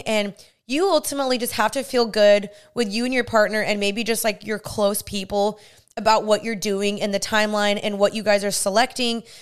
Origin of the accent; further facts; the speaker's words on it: Dallas, Texas, United States; moved away; also born or lived in California; I'm from Dallas and I moved to California when I was there